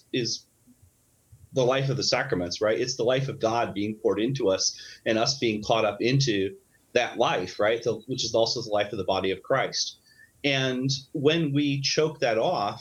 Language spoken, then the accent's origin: English; Illinois, United States; in my hometown in Illinois, there was a Southern Baptist church